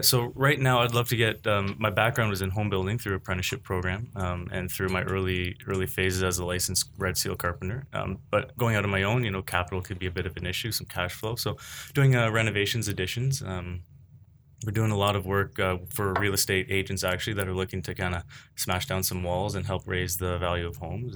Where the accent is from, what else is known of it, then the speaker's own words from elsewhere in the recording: Oakville, Ontario, Canada; I'm from the Oakville area, born and raised